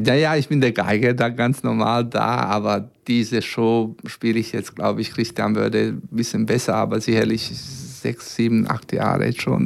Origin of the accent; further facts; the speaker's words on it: Serbia; German is a second language; now in Braunschweig, Germany; aus Belgrad, aus meiner Heimat.